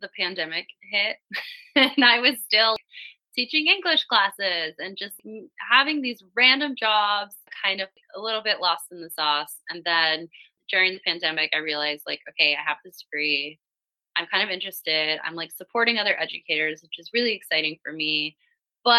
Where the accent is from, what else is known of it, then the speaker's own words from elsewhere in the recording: Miami, Florida, United States; moved away as an adult; now in Europe; I grew up in Miami, so very, very sexy, sexualized city, but within a very conservative state